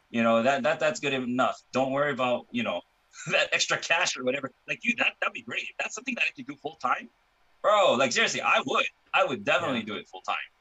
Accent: Hawaii, United States; now in California, United States; I was born and raised in Hawaii

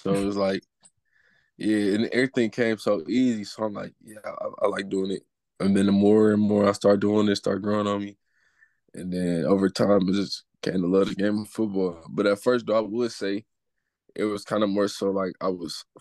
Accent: Detroit, Michigan, United States; growing up in Detroit

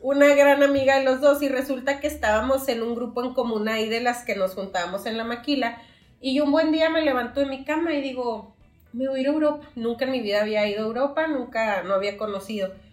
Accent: Nuevo Casas Grandes, Chihuahua, Mexico; moved away as an adult; now in Ciudad Juárez, Mexico; soy de Nuevo Casas Grandes, allá nací, allá crecí hasta que salí de la prepa

